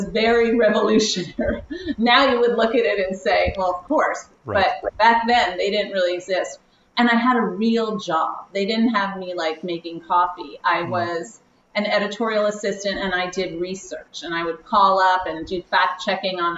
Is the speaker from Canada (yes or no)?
no; New York City, New York, United States; I am from New York City